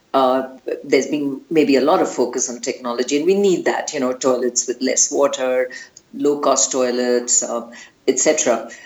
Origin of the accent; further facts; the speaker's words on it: India; an Indian who was very engaged in the water space